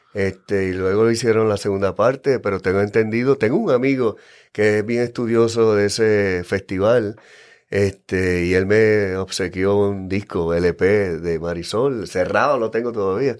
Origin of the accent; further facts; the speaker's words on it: San Juan, Puerto Rico; also born or lived in Santurce, San Juan, Puerto Rico / Yabucoa, Puerto Rico; yo nací en Santurce a los cinco años, este, nos mudamos eh, a Cupey